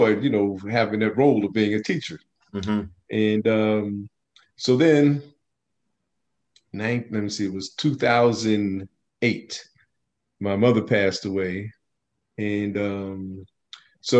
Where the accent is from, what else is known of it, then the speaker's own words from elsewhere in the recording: Plainfield, New Jersey, United States; also born or lived in Newark; now in Piscataway, United States; I grew up in Plainfield